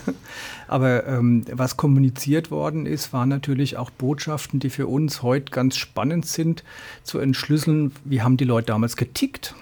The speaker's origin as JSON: {"language": "German", "town": "Ludwigshafen", "region": "Rhineland-Palatinate", "country": "Germany", "tie": "born or raised there", "also_born_or_lived": "Mannheim", "lives_now": "Neustadt an der Weinstraße, Germany", "said": "stamme aus Mannheim und Ludwigshafen, bin aufgewachsen in Ludwigshafen, in Mannheim in die Schule gegangen lange"}